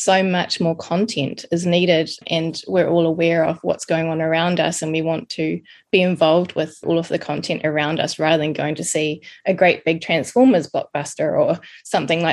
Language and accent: English; New Zealand; moved away as an adult; also born or lived in Wellington; now in London, United Kingdom; I'm a Kiwi from New Zealand, living in London with my son and husband